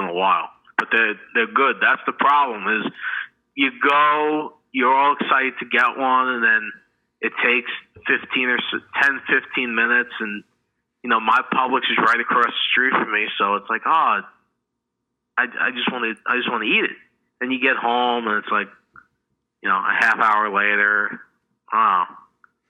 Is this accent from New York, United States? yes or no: yes; New York, United States; moved away; I'm from New York